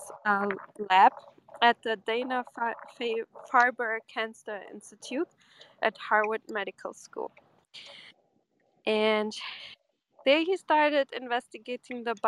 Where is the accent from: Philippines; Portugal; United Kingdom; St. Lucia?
Portugal; Porto; that's my hometown. It's Porto